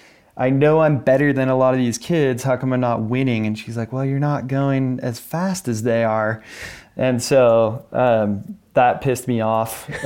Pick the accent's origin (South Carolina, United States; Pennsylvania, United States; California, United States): California, United States; Lake Tahoe; also born or lived in Oakland; I grew up, I was born in the Bay Area. We lived in Oakland, California until we were about six or so. And then we ended up moving to Lake Tahoe.